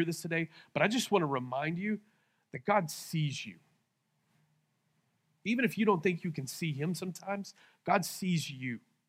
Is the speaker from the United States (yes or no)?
yes; Lawton, Oklahoma, United States; this is what I feel like people say to me when I tell them I'm from Lawton.